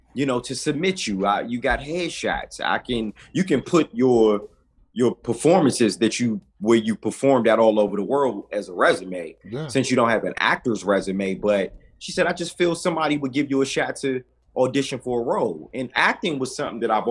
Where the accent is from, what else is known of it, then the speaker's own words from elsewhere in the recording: Washington, District of Columbia, United States; also born or lived in Forestville, Maryland; now in Atlanta, United States; I'm from Forestville, originally from Washington, D.C. I live in Atlanta now